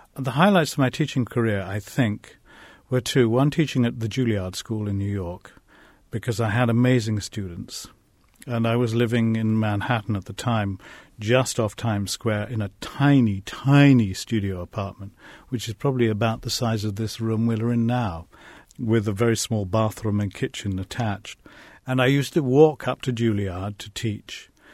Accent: England, United Kingdom; growing up in England in the 1950s

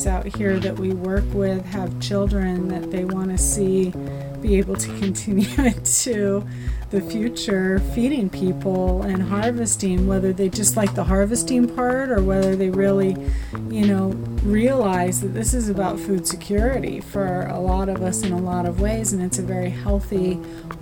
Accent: Westport, Washington, United States; I grew up in Westport, Washington. It's a very small fishing community

